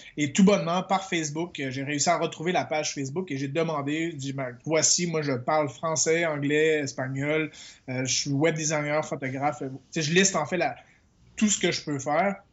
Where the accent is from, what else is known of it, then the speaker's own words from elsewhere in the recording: Quebec, Canada; moved away as an adult; je suis québécois